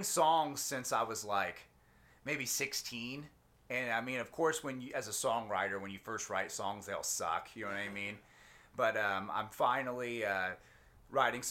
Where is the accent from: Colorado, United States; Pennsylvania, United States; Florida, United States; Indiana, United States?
Indiana, United States; Indianapolis; I'm from Indy